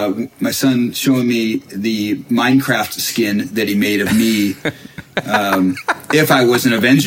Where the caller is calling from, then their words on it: Bellevue, Washington, United States; Yeah, so I'm in Bellevue right now. Yeah, we're I'm between homes right now.